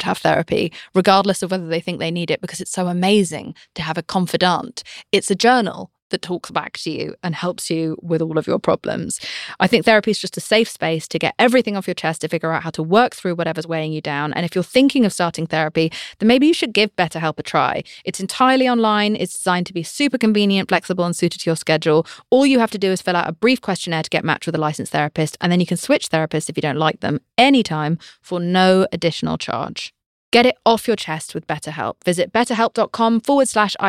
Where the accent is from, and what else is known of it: United Kingdom